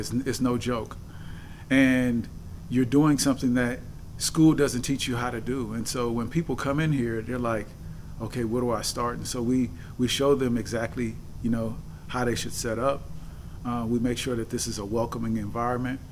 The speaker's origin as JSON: {"language": "English", "town": "San Francisco", "region": "California", "country": "United States", "tie": "born or raised there", "said": "I was born and raised in San Francisco, California"}